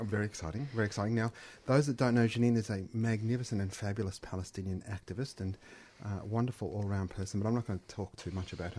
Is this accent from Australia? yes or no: yes; Australia; I was born in Australia, so I'm an Australian